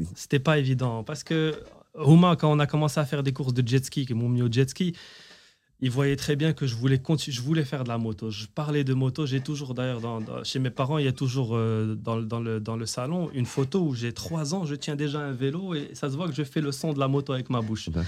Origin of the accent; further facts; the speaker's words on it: Rabat, Rabat-Salé-Kénitra, Morocco; je suis de Rabat, la forêt de Hilton à l'époque